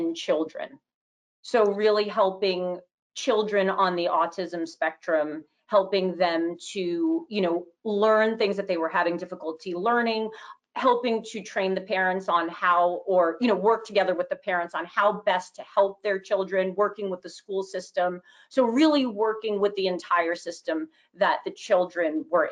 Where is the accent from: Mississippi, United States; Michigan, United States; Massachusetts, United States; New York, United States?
New York, United States; New Rochelle; also born or lived in San Diego, California; I am pretty much was raised in Westchester in New Rochelle